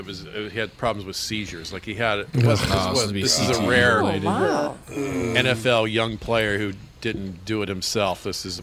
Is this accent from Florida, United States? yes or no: yes; Florida, United States; born there; I was born in Florida. I love Florida